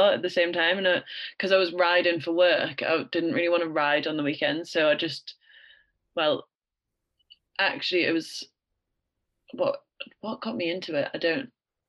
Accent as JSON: {"language": "English", "town": "Greenside", "region": "North East England", "country": "United Kingdom", "tie": "born or raised there", "also_born_or_lived": "Australia", "said": "So I grew up near Newcastle, a place called Greenside. You probably won't have heard of it unless you're from Gateshead. But it's in Gateshead, not Newcastle, so south of the river."}